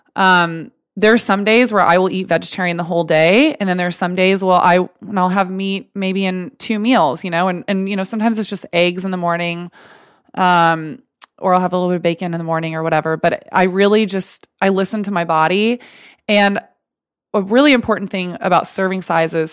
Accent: Texas, United States; I grew up in Texas and we had steak Sunday every Sunday, as Texans

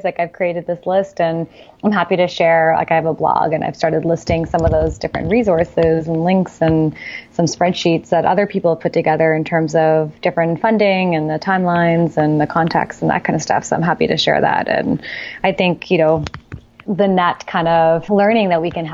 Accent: Canada; also born or lived in Silicon Valley; now in Toronto, Canada; as a Canadian, we did move to Silicon Valley, and you can stay for up to 6 months as a Canadian

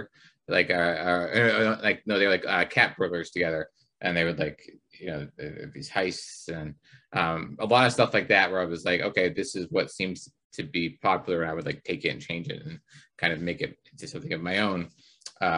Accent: Pittsburgh, Pennsylvania, United States; moved away; I grew up in Pittsburgh for a while

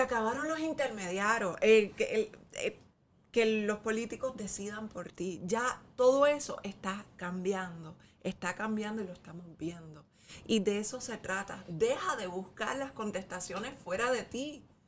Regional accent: Puerto Rico; Nosotros somos puertorriqueños

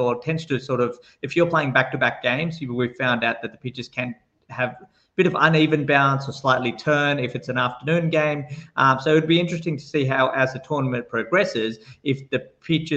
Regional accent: Mumbai, Maharashtra, India; moved away; I'm a boy from Bombay

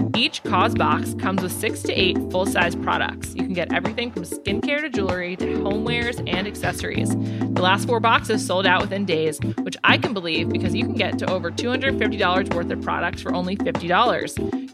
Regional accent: New York, United States; I'm from New York

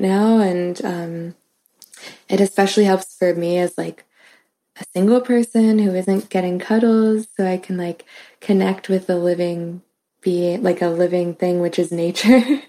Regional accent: New York City, New York, United States; now in Philadelphia, United States; I'm from New York City

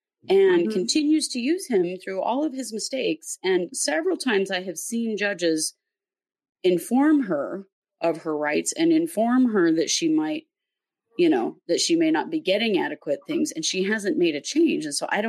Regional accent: Idaho, United States; We are not. We're American. We're from Idaho.

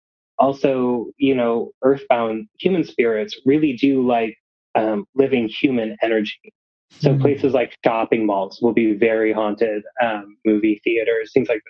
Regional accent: La Grande, Oregon, United States; I grew up in the opposite corner of the state. I grew up in La Grande, Oregon, in Oregon. So on kind of mirror side of where we are now. And over there, it's very dry. It's the desert area.

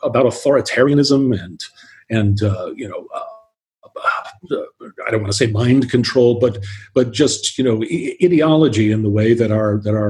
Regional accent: Miami, Florida, United States; moved away as an adult; also born or lived in San Francisco; now in Berlin, Germany; I grew up in Miami in South Florida

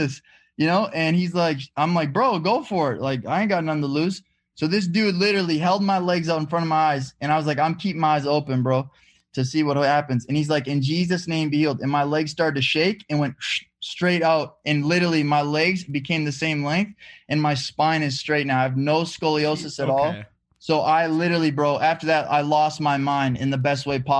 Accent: Walker, Minnesota, United States; moved away as an adult; also born or lived in Hawaii; I'm from Walker, Minnesota. Lived there my whole life. And then when I turned 18 years old

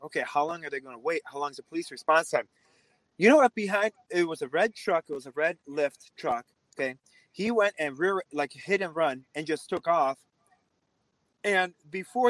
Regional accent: Russia; now in Wisconsin, United States; I grew up in a communist country, you know, I grew up in Russia

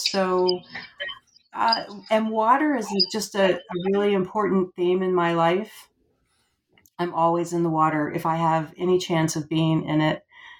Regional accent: Florida, United States; also born or lived in Georgia; Well, so I've lived about half of my life now in Georgia and half in Florida. And I guess Florida, I grew up in Florida.

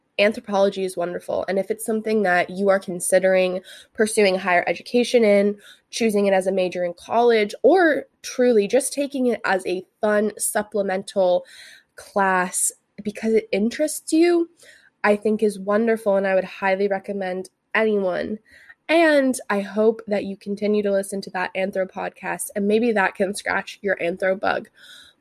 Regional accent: Santa Barbara, California, United States; I grew up in the Santa Barbara area

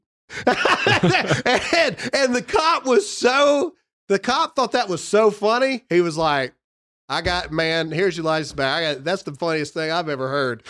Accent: United States; as an American and as a Christian

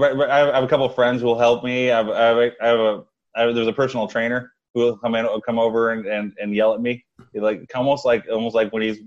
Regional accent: Vallejo, California, United States; now in San Jose, United States; I grew up in Vallejo, not too far from Oakland. Yeah. I live in San Jose.

